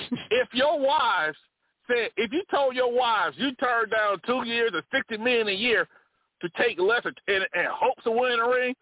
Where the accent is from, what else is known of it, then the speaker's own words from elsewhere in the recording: Alabama, United States; moved away; a base in my hometown, Alabama.